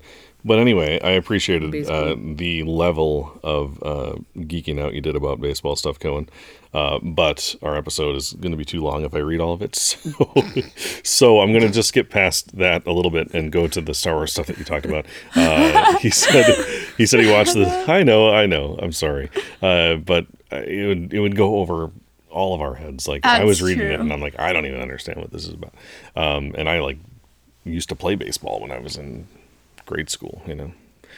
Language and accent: English; Chicago, Illinois, United States; Hint, I'm from Chicago, which is a pretty big hint.